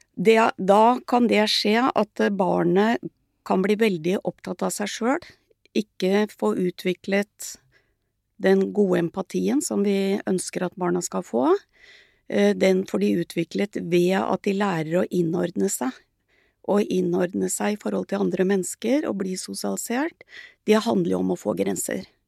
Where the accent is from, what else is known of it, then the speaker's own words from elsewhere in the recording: Sandefjord, Vestfold, Norway; jeg vokste opp i Sandfjord på 50-tallet